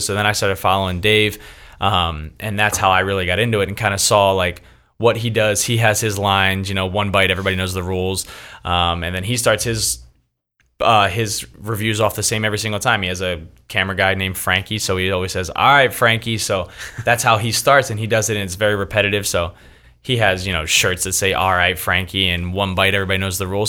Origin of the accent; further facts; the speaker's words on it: Philadelphia, Pennsylvania, United States; moved away as an adult; now in Los Angeles, United States; born and raised in Philadelphia, but been in Los Angeles now for eight years